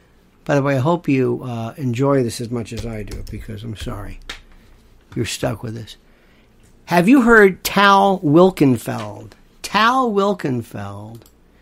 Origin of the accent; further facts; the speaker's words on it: Florida, United States; growing up in the South, I know people don't think Florida is the South. Believe me, it is.